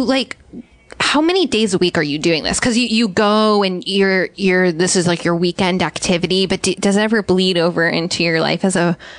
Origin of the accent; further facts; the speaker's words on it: New York, United States; You growing up in New York, you would think that like museums are just our thing